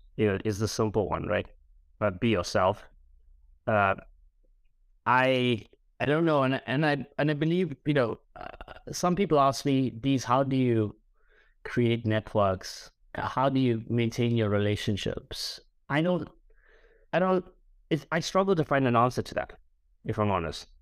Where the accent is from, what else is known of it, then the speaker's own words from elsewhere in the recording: Durban, KwaZulu-Natal, South Africa; moved away as an adult; now in London, United Kingdom; I'm a boy from Durban on the East Coast of South Africa